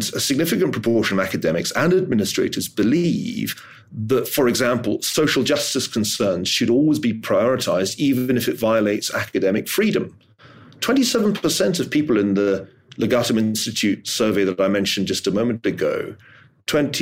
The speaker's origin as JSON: {"language": "English", "town": "Glasgow", "region": "Scotland", "country": "United Kingdom", "said": "I'm from Glasgow"}